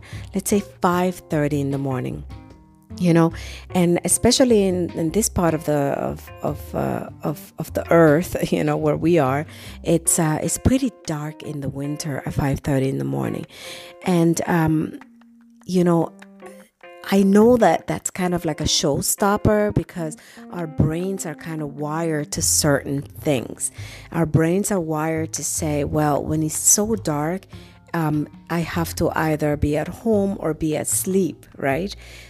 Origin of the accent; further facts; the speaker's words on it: New York City, New York, United States; because I grew up in New York City, and in New York, when it's dark and it's alone, it's not necessarily where you want to be, right?